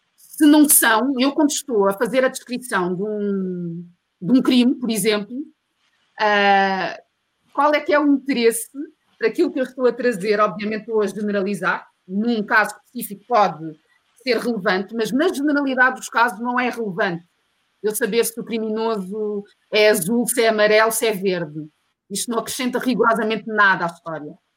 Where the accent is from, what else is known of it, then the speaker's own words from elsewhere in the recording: Portugal; also born or lived in Mozambique; eu nasci em Moçambique, mas eu cresci em Portugal